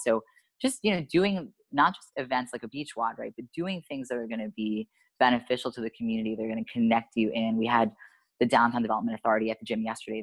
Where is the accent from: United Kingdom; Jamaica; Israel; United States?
United States; New York; now in Miami, United States; I'm from New York